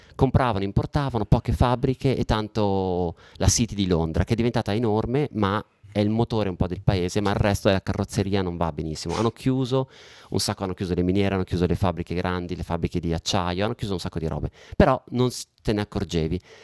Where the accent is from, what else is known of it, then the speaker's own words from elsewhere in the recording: Italy; accent: Italian; moved away as an adult; also born or lived in London, United Kingdom; sono cresciuto, nato e cresciuto in Italia, ho vissuto qua fino a oltre 30, fino a 35 anni